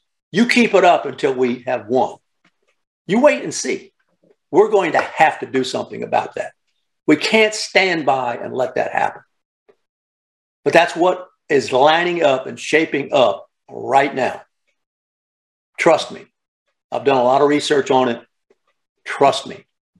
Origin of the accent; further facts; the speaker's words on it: the South, Southern United States, United States; being a Southerner